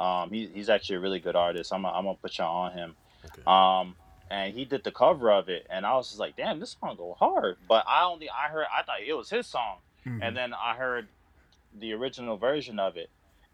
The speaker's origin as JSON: {"language": "English", "country": "Nigeria", "said": "at the end of the day, we're all Nigerian"}